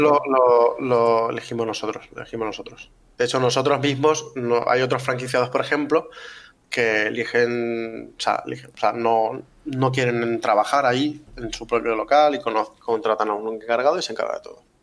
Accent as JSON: {"language": "Spanish", "town": "Valencia", "region": "Valencian Community", "country": "Spain", "said": "nosotros somos de Valencia"}